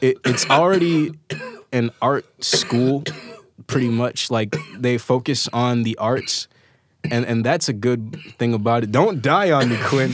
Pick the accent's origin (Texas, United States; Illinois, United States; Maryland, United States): Illinois, United States; Chicago South Suburbs; I'm born in Chicago, like, raised in the South Suburbs